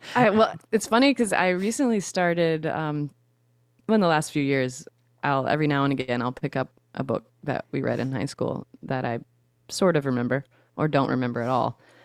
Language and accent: English; Shreveport, Louisiana, United States; now in South Louisiana, United States; Shreveport, Louisiana is where I was born and raised